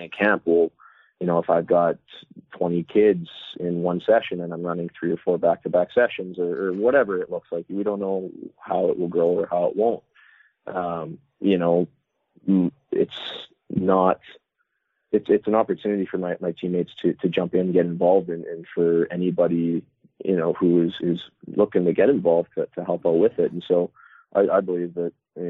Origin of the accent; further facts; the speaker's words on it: Dryden, Ontario, Canada; moved away; Chris Pronger's from my hometown